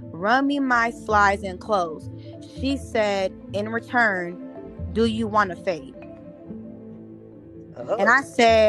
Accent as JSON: {"language": "English", "town": "Memphis", "region": "Tennessee", "country": "United States", "tie": "born or raised there", "said": "I was raised in Memphis, Tennessee. I was the only light-skinned looking mixed girl."}